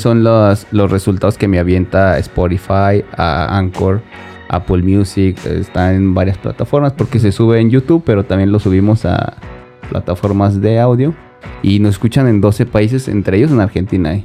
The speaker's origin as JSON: {"language": "Spanish", "country": "Mexico", "tie": "born or raised there"}